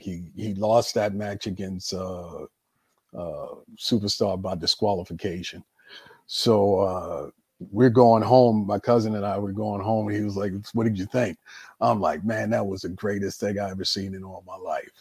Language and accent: English; Baltimore, Maryland, United States; I was born and raised in Baltimore, Maryland